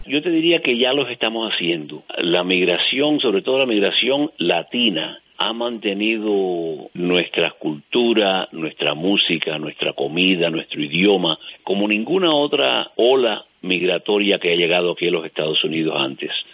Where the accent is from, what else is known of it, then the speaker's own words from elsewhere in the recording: Cuba; now in United States; yo nací en Cuba